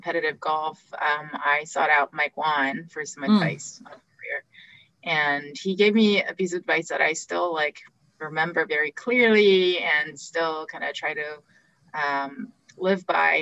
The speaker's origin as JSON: {"language": "English", "country": "South Korea", "tie": "born or raised there", "said": "I was born in Korea"}